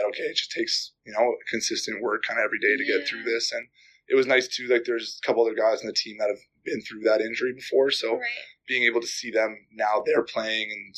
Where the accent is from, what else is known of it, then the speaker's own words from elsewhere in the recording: Calgary, Alberta, Canada; moved away; I'm from Calgary, so even when I was growing up, Calgary was always kind of like big.